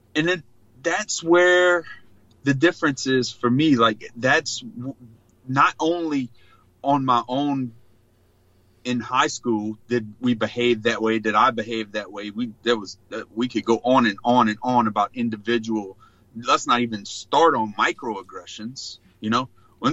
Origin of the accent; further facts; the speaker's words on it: Choctaw Bay?, South Louisiana, United States; born and raised in South Louisiana, from a small rural community called called Chack Bay